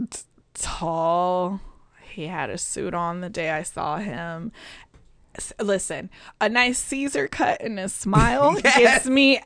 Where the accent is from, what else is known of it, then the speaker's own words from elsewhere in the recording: Chicago, Illinois, United States; born there; I know this is going to sound odd, but I was born in Chicago, uh-huh. and I'm a Bulls fan forever.